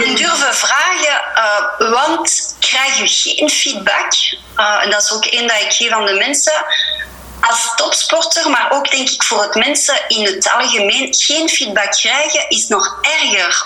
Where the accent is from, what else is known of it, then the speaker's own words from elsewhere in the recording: Verviers, Wallonia, Belgium; first language French; Dutch is a second language; geboren en getogen in Verviers, dus ik ben wel Franstalig